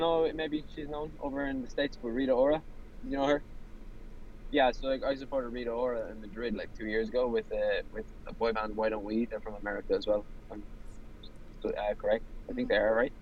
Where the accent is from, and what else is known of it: Ireland